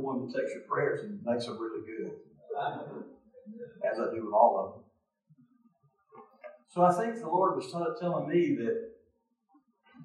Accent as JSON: {"language": "English", "region": "Mississippi", "country": "United States", "said": "I'm from Mississippi"}